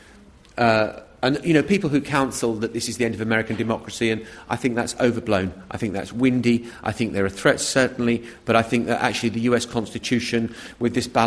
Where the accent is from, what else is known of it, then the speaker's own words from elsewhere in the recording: United Kingdom; as British journalists